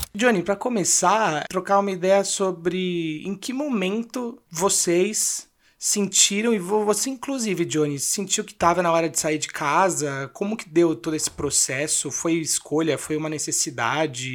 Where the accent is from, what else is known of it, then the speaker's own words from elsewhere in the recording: Mooca, São Paulo, Brazil; eu morei a vida inteira na Moca e comprei um apartamento na Moca